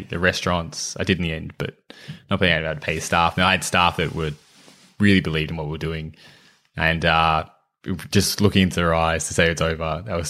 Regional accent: Dubbo, New South Wales, Australia; I grew up in country in New South Wales, in Dubbo.

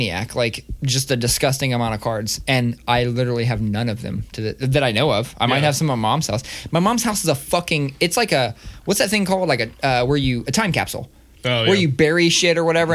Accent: Columbus, Ohio, United States; growing up in the South End.

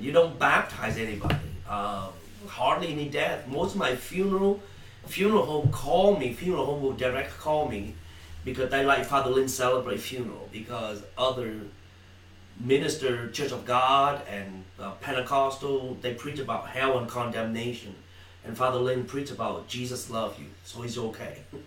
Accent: Vietnam; also born or lived in Malaysia; now in United States; I'm from Vietnam originally. Okay, uh, escaped the country in '81 by boat, known as boat people

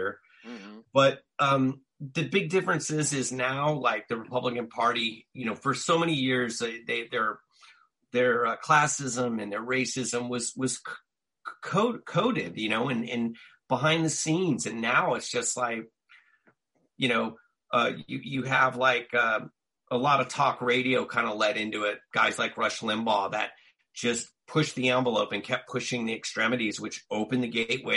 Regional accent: Southern California, United States; growing up in Southern California, and where I grew up was racially mixed

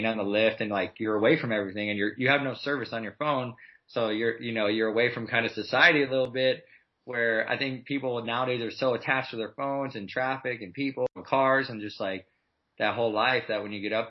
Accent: Milwaukee, Wisconsin, United States; now in Southern California, United States; So growing up in Milwaukee

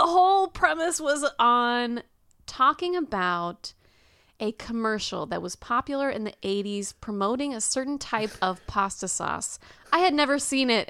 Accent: Houston, Texas, United States; I was born and raised in Houston

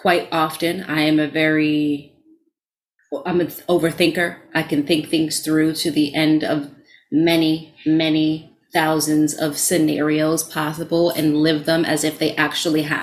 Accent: New York City, New York, United States; As a New Yorker

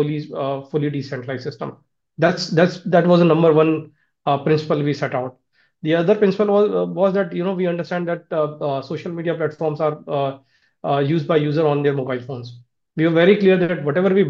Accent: India; I'm from India.

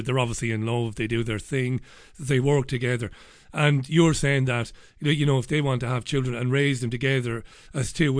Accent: Waterford, Munster, Ireland; I grew up in Ballybeggin in Waterford City

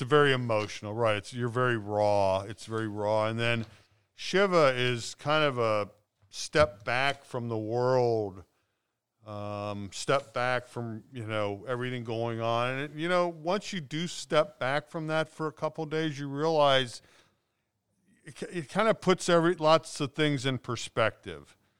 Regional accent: Cincinnati, Ohio, United States; I grew up in North Avondale.

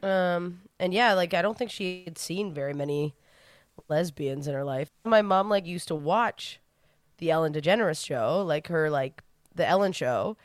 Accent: New Brunswick, Canada; I'm from New Brunswick, where everyone I know came out when they moved to Toronto

